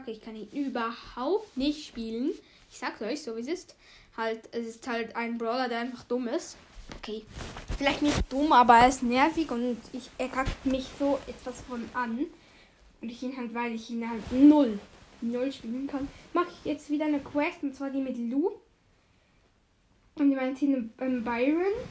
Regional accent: Switzerland; first language Swiss German; German is a second language; Ich {S0} bin halt Schweizer und dann ist es halt irgendwie so, ja, du machst es auf Schweizerdeutsch, ist deine Leibsprache.

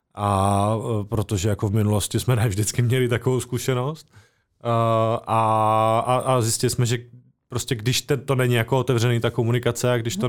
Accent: Czechia; also born or lived in Brno; now in near Brno, Czech Republic; původně jsem z Horského radiště a pak jsem tady deset let bydlel

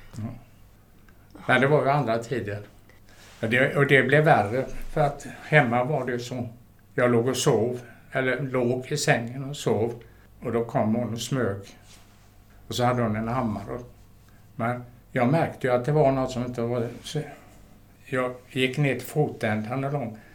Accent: Gothenburg, Västra Götaland, Sweden; jag är född mitt inne i Göteborg

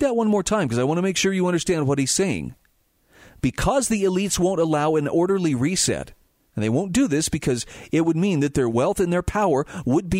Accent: Utah, United States; my home state of Utah

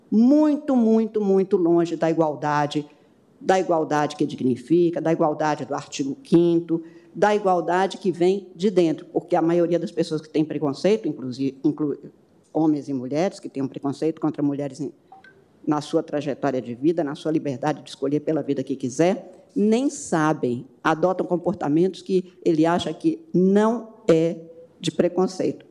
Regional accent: Brazil; sou brasileira

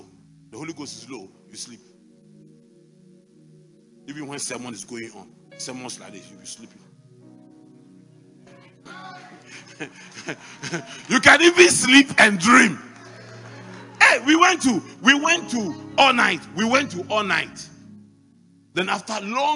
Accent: Mampong, Ghana; born or raised there

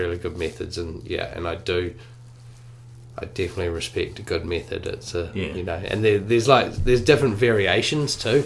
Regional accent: Auckland, New Zealand; when I was growing up in Auckland

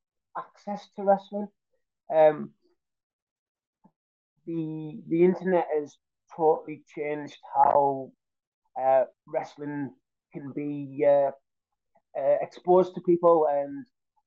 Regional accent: north of England, United Kingdom; the area where I am in the north of England

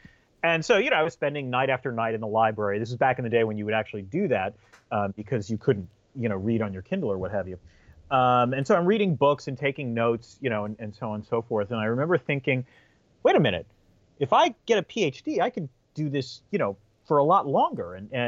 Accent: Syracuse, New York, United States; born there; also born or lived in 7 or 8 different places; I was born in Syracuse, New York, but by the time I was 10 years old, we had lived in 7 or 8 different places.

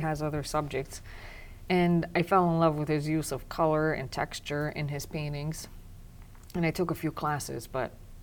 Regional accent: Transylvania, Romania; English is a second language; moved away as an adult; now in New Jersey, United States; I am Romanian. I was born and raised in Transylvania, Romania, and I came to the United States 18 years ago with my husband.

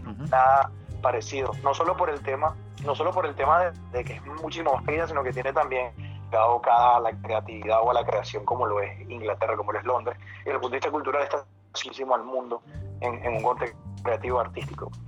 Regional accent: Venezuela; now in London, United Kingdom; cuando estaba creciendo en Venezuela

